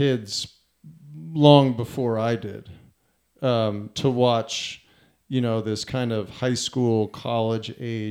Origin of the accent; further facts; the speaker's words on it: New Jersey, United States; moved away; also born or lived in Key West; I grew up in New Jersey